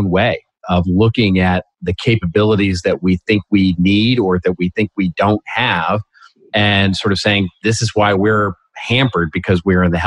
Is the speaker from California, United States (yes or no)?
yes; Los Angeles, California, United States; here in my hometown of Los Angeles